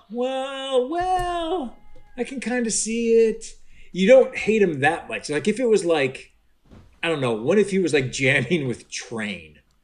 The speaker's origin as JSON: {"language": "English", "town": "Cleveland", "region": "Ohio", "country": "United States", "tie": "born or raised there", "said": "I grew up in Cleveland, Ohio."}